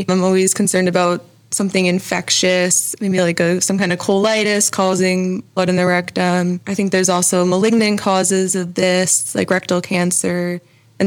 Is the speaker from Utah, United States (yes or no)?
no; Hawthorn Woods, Illinois, United States; also born or lived in Atlanta; originally from the suburbs of Chicago